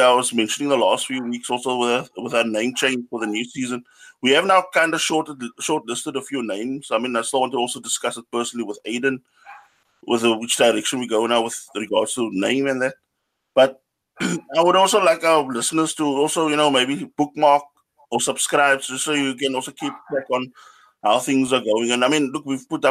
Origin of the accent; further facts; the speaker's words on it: Cape Town, Western Cape, South Africa; moved away as an adult; now in Germany; I'm from Cape Town, moved to Germany so about 15 or 16 years ago.